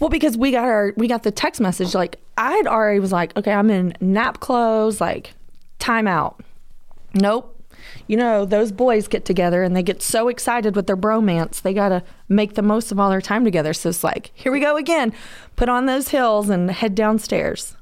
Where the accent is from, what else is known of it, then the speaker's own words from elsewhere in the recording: Georgia, United States; I am from Georgia